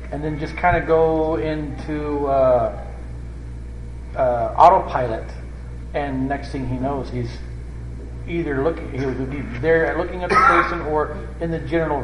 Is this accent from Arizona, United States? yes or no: yes; Arizona, United States; Where I grew up in Arizona, out in the middle of nowhere